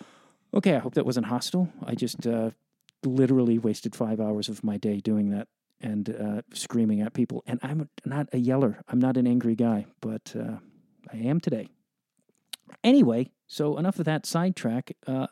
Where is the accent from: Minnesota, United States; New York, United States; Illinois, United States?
Illinois, United States; Chicago; Chicago. So I'm sure we'll have that.